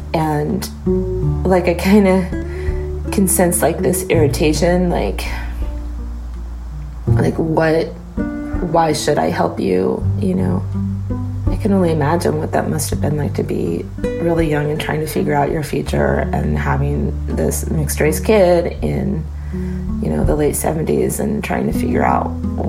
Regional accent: United States; born there; That because I'm American-born and I've had a very privileged life in comparison to my brothers and sisters

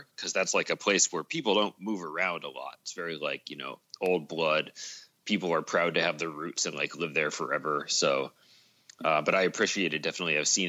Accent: New England, United States; also born or lived in Ann Arbor / Portland / Seattle; I bounced around a bit as a kid before settling in New England. I was born in Ann Arbor, Michigan, and then we lived in suburbs of Portland, Oregon, and of Seattle, Washington, before finally moving over to the East Coast

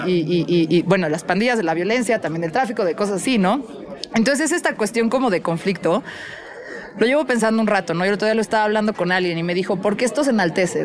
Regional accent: Mexico City, Mexico; soy de la Ciudad de México

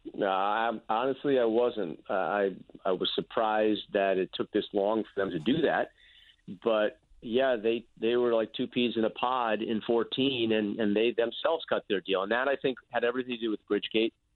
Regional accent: New York, United States; as a New Yorker

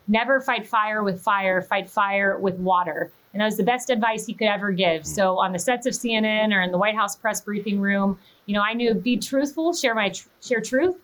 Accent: Plant City, Florida, United States; moved away as an adult; I grew up in Plant City

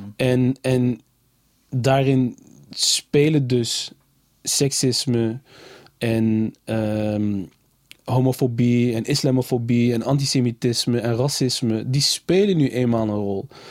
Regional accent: Nijmegen, Gelderland, Netherlands; Ik kom uit Nijmegen, ik ben in Nijmegen geboren

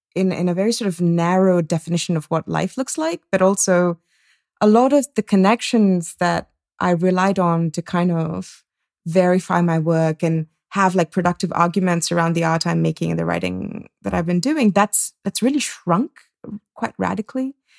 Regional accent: India; moved away; also born or lived in Singapore / United States; I grew up in India and in Singapore

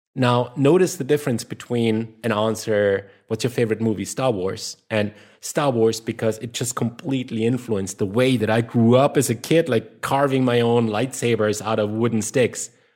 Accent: Germany; accent: German; English is a second language; my German accent

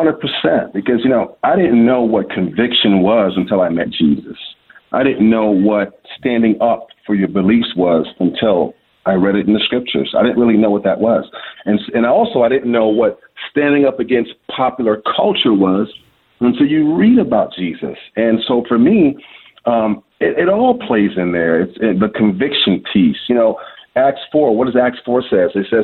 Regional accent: Washington, District of Columbia, United States; now in Michigan, United States; I'm born and raised in Washington, D.C., to families who are from West Africa. My mom and dad are from Liberia, West Africa.

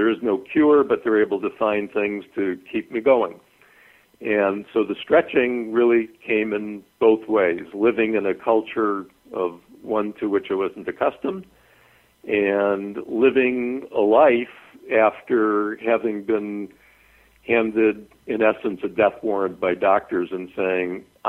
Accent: Chicago, Illinois, United States; moved away as an adult; also born or lived in Adare, Ireland; I grew up in Chicago

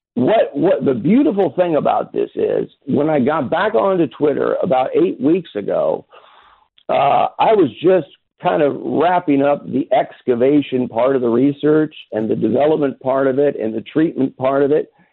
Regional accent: Kansas City, Missouri, United States; born or raised there

